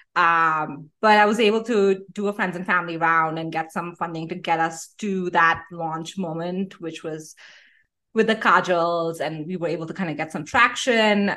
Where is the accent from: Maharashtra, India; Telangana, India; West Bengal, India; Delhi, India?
Delhi, India; moved away as an adult; I grew up in Delhi in India, um, and I wa-, was living in Delhi till I was eighteen